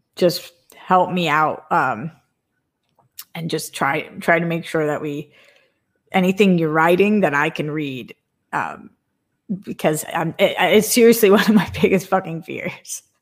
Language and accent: English; Boston, Massachusetts, United States; growing up in Boston, where everybody's like, fuck this and fuck